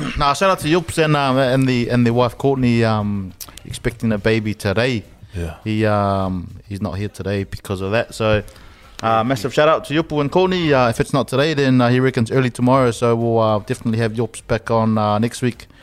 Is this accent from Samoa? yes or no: yes; Samoa; moved away; growing up in Samoa was um, all my aunties and uncles were, were all pretty close.